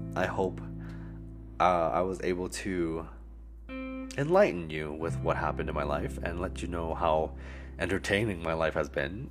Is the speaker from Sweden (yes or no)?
no; Alberta, Canada; moved away as an adult; also born or lived in Calgary; now in Vancouver, Canada; I'm from Alberta, right? We don't have no ocean